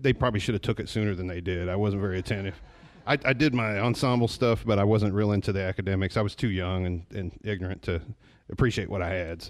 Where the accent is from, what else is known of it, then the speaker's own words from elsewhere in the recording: Kentucky, United States; also born or lived in Illinois / Chicago; No, I grew up in Kentucky at different times in my life. I've lived in Hazard. I've lived in Leslie County. I lived in London.